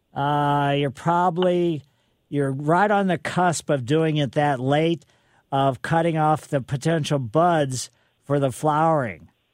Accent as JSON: {"language": "English", "town": "Ellisville", "region": "Missouri", "country": "United States", "tie": "born or raised there", "said": "I grew up in Maple Lane in mm-hmm. Ellisville, and we had silver maples"}